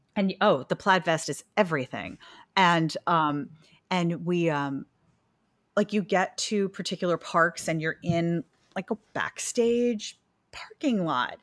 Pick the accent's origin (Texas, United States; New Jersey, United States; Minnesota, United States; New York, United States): New York, United States; New York City; also born or lived in Pennsylvania / Louisville, Kentucky; when I was, like, four and a half, we moved to New York City, where I've lived the rest of my life